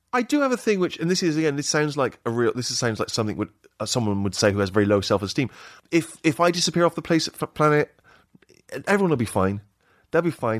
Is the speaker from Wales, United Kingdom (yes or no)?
no; Bristol, South West England, United Kingdom; moved away; My favorite hangout in Bristol, that's my hometown